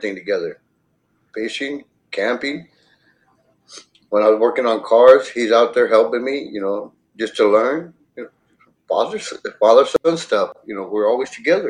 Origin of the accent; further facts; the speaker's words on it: Edinburg, Texas, United States; I'm from Edinburgh, Texas